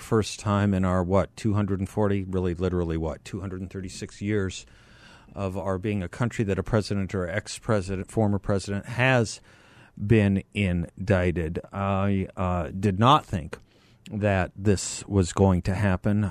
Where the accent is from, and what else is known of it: United States